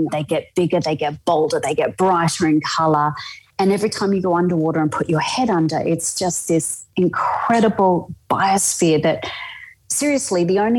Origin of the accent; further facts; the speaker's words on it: Brisbane, Queensland, Australia; Well, I'm in my 50s and I was born in Brisbane and I'm still discovering it.